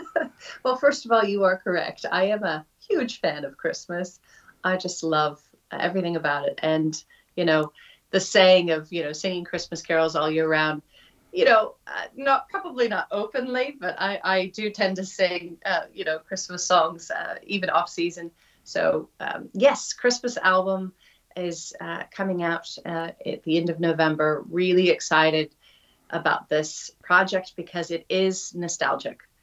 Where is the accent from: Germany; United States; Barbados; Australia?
United States; Oregon; moved away as an adult; now in New Zealand; Growing up in Oregon